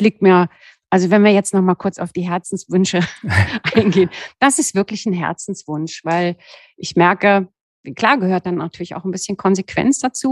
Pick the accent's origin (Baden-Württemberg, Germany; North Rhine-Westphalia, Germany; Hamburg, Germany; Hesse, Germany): Baden-Württemberg, Germany; Southern Black Forest, near the Swiss border; moved away; also born or lived in Cologne / Berlin; Ich bin ja nur ein, ein Südschwarzwaldkind. Ich bin ja an der Schweizer Grenze geboren im Südschwarzwald und habe eigentlich immer so Berge um